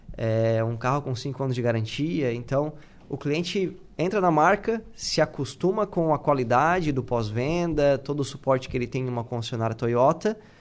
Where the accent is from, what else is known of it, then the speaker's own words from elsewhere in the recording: Tubarão, Santa Catarina, Brazil; moved away as an adult; eu sou de Tubarão